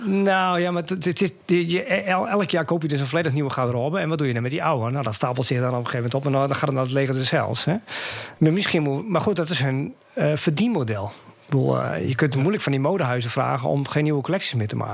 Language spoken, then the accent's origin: Dutch; Groningen, Netherlands; also born or lived in Friesland; ik kom uit Groningen